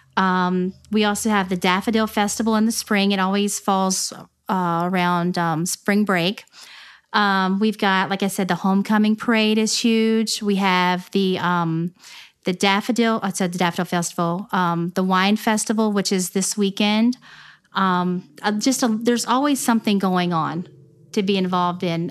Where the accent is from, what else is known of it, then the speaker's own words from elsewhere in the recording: Newport News, Virginia, United States; now in Gloucester, United States; I'm from Newport News, Virginia, and I grew up in, uh, Hilton Village